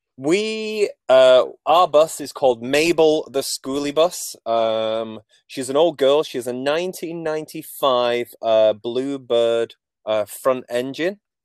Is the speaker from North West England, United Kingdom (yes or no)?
yes; Manchester, North West England, United Kingdom; moved away as an adult; now in Canada; I'm not from Nova Scotia, as you can probably tell from my accent. Um, so I grew up in uh, Manchester, England.